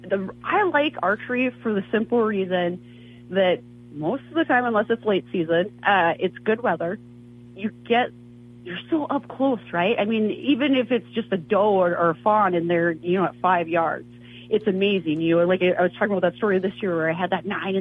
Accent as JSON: {"language": "English", "region": "North Dakota", "country": "United States", "tie": "born or raised there", "moved": "yes", "said": "I grew up in North Dakota"}